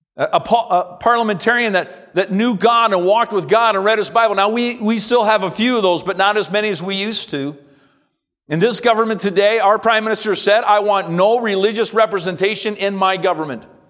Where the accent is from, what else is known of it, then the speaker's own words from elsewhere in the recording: Simcoe, Ontario, Canada; moved away as an adult; I was born and raised here in Simcoe and attended this church from a child all the way up to college